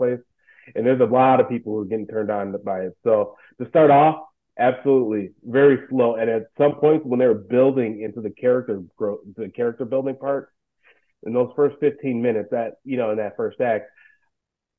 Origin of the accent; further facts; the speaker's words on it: United States; I'm an American